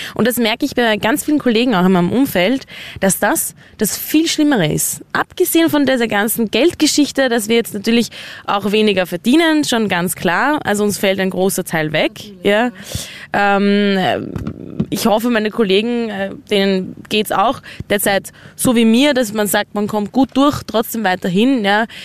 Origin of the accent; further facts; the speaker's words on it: Austria; wir als Österreicher